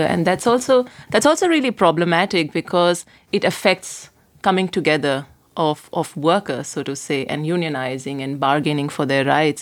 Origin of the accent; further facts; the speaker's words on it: India; moved away as an adult; now in Berlin, Germany; I come from India